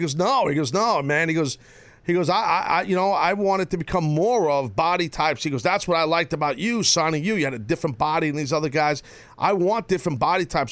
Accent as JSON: {"language": "English", "region": "New York", "country": "United States", "said": "I was from New York"}